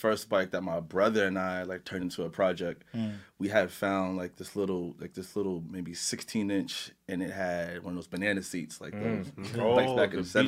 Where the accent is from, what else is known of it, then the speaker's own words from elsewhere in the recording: New York City, New York, United States; So I grew up in Laurelton